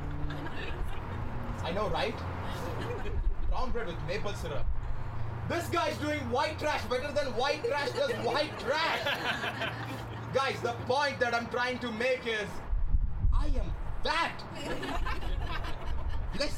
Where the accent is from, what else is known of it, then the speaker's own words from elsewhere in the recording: India; moved away as an adult; now in Toronto, Canada; I'm from India, right? I moved to Toronto in 2015